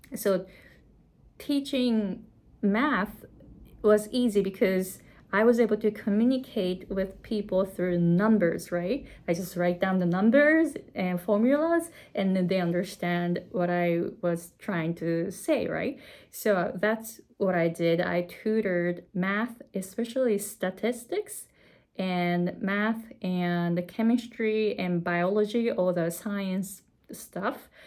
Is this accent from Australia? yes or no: no; Japan; English is a second language; moved away as an adult; also born or lived in California, United States; now in Hawaii, United States; I came to the US from Japan at the age of 23 and I didn't speak English.